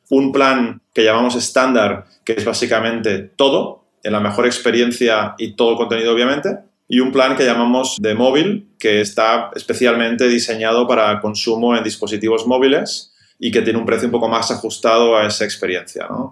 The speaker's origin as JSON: {"language": "Spanish", "town": "Barcelona", "region": "Catalonia", "country": "Spain", "said": "yo soy de Barcelona"}